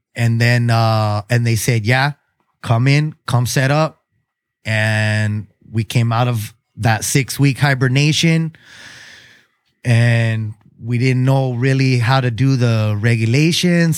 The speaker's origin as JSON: {"language": "English", "town": "Chula Vista", "region": "California", "country": "United States", "tie": "born or raised there", "said": "I grew up in Chula Vista too, South Chula Vista."}